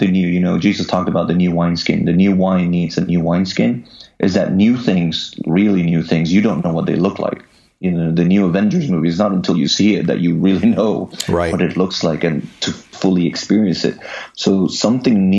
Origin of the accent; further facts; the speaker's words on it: Puerto Rico; Just us Puerto Ricans